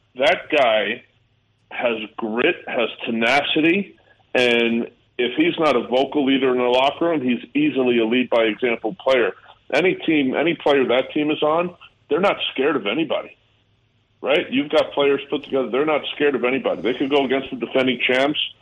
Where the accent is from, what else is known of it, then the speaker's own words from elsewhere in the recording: New York, United States; also born or lived in Canada; Being a New Yorker